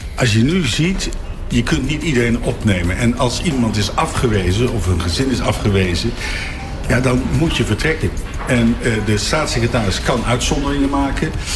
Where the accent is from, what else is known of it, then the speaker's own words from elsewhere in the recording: The Hague, South Holland, Netherlands; ik ben Hagenaar